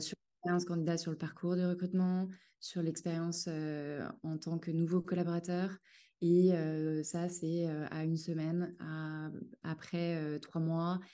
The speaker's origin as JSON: {"language": "French", "town": "Cholet", "region": "Pays de la Loire", "country": "France", "moved": "as an adult", "lives_now": "Paris, France", "said": "je suis originaire de Cholet, une ville qui est située entre Nantes et Angers, et j'habite depuis 12 euh, ans à Paris."}